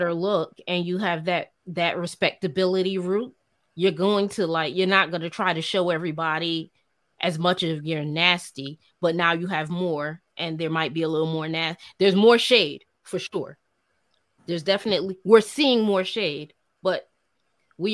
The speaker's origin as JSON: {"language": "English", "region": "New York", "country": "United States", "tie": "born or raised there", "said": "I'm a New Yorker through and through, native New Yorker, right? Of West Indian descent."}